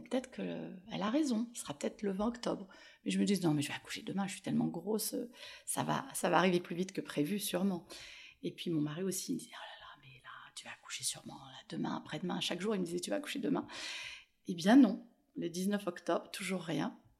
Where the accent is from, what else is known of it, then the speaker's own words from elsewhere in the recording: Toulon, Provence-Alpes-Côte d'Azur, France; moved away; also born or lived in Paris / Marseille; mon retour à Toulon, puisque je suis née ici